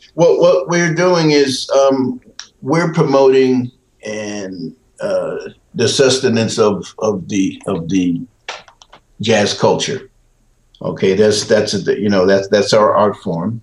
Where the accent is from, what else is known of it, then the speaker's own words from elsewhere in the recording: Peekskill, New York, United States; also born or lived in Portsmouth, Virginia; I was raised in I was raised in New York, raised in Peekskill